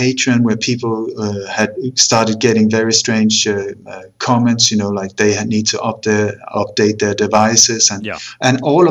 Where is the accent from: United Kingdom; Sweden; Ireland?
Sweden; also born or lived in Copenhagen, Denmark; But I moved to Sweden when I was 8, and then I grew up there